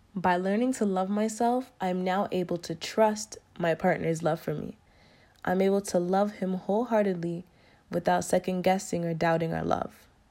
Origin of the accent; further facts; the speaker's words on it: Jamaica; I'm Jamaican